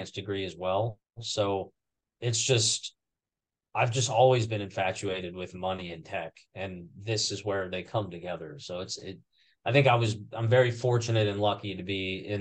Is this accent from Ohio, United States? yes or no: yes; Ohio, United States; I'll die in my hometown. I never left it. I just love it here. I'm a small town guy in Ohio.